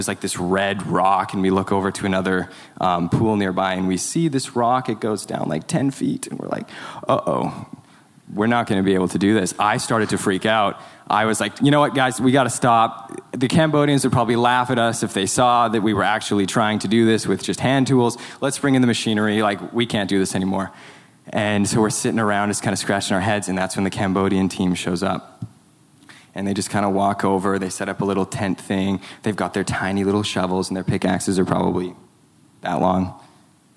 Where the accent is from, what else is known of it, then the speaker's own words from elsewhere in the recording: Canada; I'm not an American citizen. I'm a Canadian citizen.